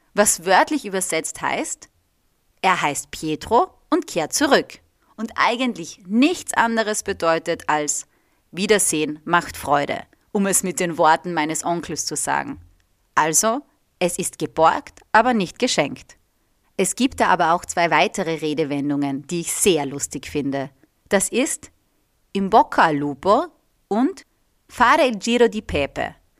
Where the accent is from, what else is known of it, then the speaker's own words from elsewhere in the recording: Austria; also born or lived in Reggio Emilia, Italy; dass ich aus Österreich komme